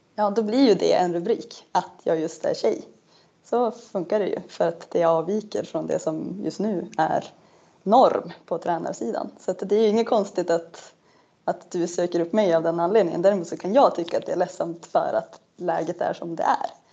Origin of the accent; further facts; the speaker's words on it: Norrland, Sweden; also born or lived in Umeå; jag vet inte om jag delar det med fler norrlänningar